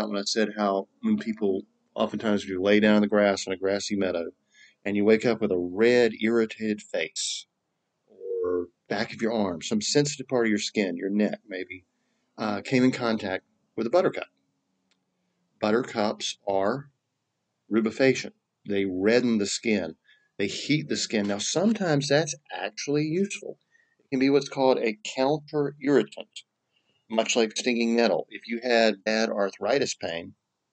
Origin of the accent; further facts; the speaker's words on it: North Carolina, United States; I'm from North Carolina. We talk straight through the nose.